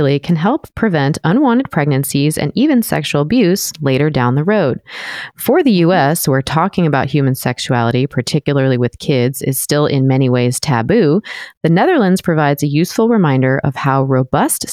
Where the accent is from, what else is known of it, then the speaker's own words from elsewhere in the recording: Southern California, United States; moved away; also born or lived in Washington; I grew up in Southern California